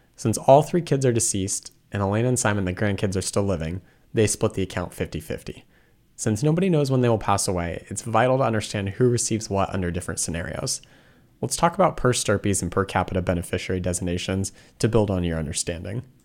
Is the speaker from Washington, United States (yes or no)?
yes; Washington, United States; moved away; I'm originally from Washington State